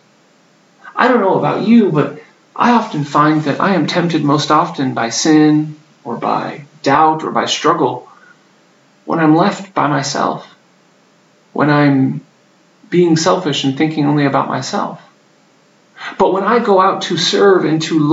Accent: United States; moved away; I grew up in the United States

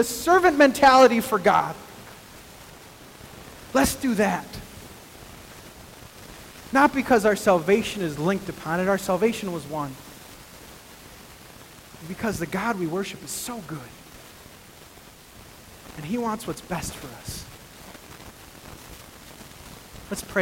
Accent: El Paso, Texas, United States; moved away; also born or lived in Midwest; I was born in El Paso, Texas

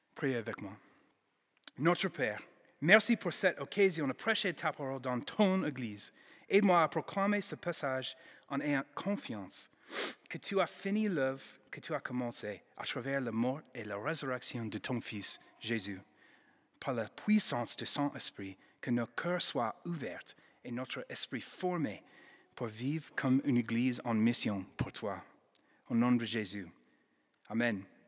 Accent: United States; accent: American; French is a second language; now in Lyon, France; Je suis américaine

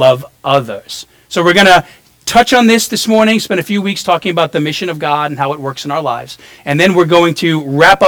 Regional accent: New York City, New York, United States; also born or lived in New Orleans; now in Florida, United States; I grew up in Brooklyn, New York, and moved here in the 90s, and then to New Orleans, and then back here, became a Christian in Florida in my 20s

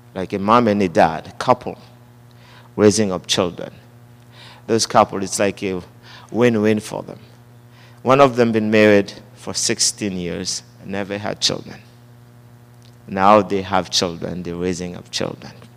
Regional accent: Haiti; born and raised in Haiti

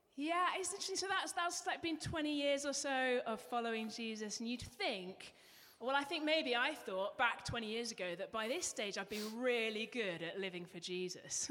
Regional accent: England, United Kingdom; accent: English; moved away; You might be able to pick up from my accent, I'm from England, and because I was English

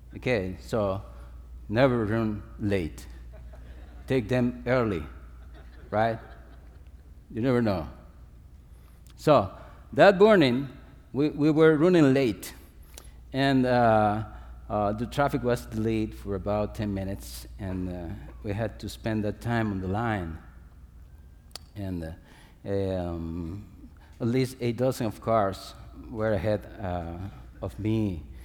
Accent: Dominican Republic; I'm coming from the Dominican Republic, it's as sunny as here

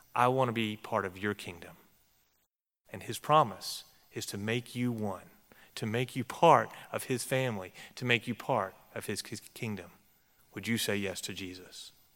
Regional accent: Texas, United States; I grew up in Texas, and I grew up among Texas Baptists

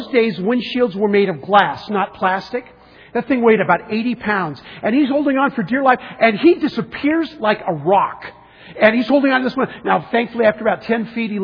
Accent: San Diego, California, United States; I grew up in San Diego.

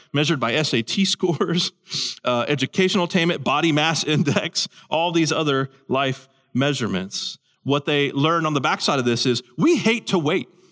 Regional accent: Houston, Texas, United States; moved away; I'm from Houston. I don't live in Houston.

